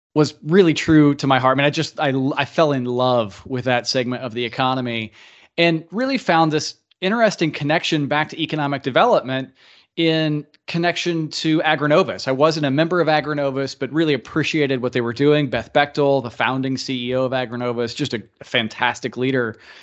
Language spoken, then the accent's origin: English; Tipton County, Indiana, United States; I grew up in Indiana. I love this state. Grew up in Tipton County, so a rural Indiana guy.